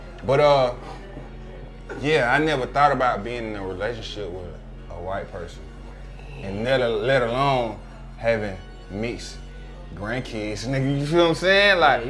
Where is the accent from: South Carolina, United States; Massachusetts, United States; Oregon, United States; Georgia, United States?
Georgia, United States; Atlanta; I'm from Atlanta, bro. You feel me? Like, I grew up here